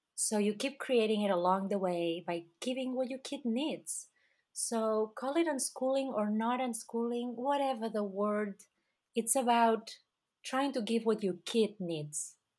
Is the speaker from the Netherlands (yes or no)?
no; Catalonia, Spain; moved away; my passport says that I am from Spain, but that's because my country, um, Catalonia, was conquered by Spain.